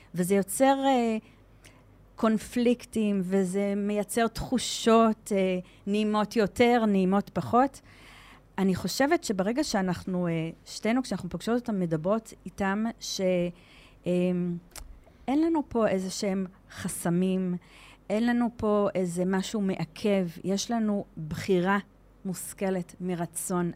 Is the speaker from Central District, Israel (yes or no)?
no; Givatayim, Tel Aviv District, Israel; moved away as an adult; also born or lived in Modiin; now in Shlomi, Israel; אני גדלתי בגבעתיים, ואני מהוותיקים של מודיעין, 21 שנה במודיעין